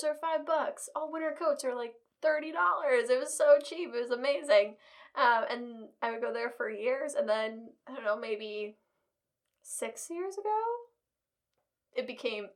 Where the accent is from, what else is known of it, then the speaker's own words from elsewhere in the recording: Detroit, Michigan, United States; moved away; I'm from Detroit